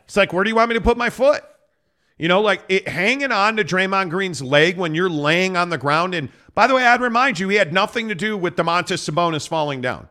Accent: Chicago, Illinois, United States; now in Utah, United States; it's my hometown, dude. I love Chicago

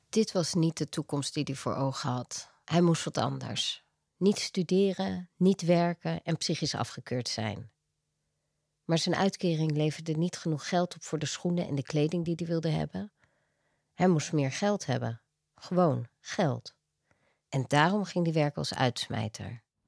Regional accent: Veldhoven, North Brabant, Netherlands; moved away; also born or lived in Amsterdam; Ik ben opgegroeid in Beeldhoven

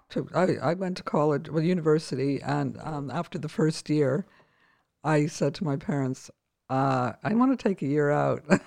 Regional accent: Winnipeg, Manitoba, Canada; moved away; I grew up in Winnipeg, Canada

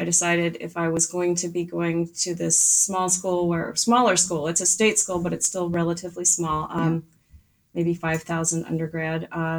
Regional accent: Virginia, United States; moved away; also born or lived in Delaware; So I was raised in Virginia, and the town I grew up in is very small, maybe 17,000 people.

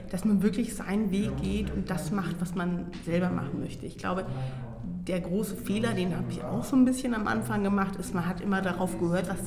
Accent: Baden-Württemberg, Germany; ich bin ja in Baden-Württemberg groß geworden

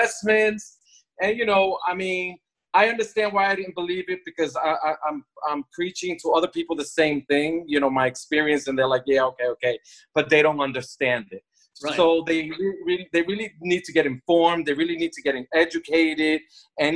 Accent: New York, United States; moved away as an adult; now in Miami Beach, United States; I'm from New York

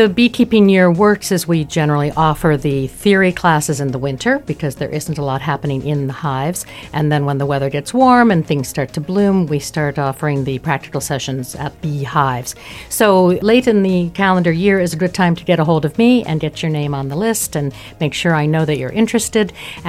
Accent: United States; now in Luxembourg; Okay, well, I'm American, and I've been living in Luxembourg since 2010, which is the longest I've lived anywhere in my life

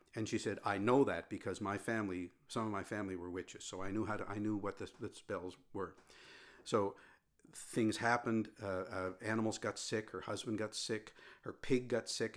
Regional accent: Sherbrooke, Nova Scotia, Canada; I was born in Sherbrooke

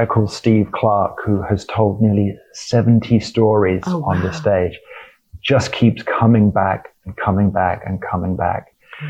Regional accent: United Kingdom; as a British person, you know, it was the start of a long and acrimonious divorce of a colony that we really quite liked

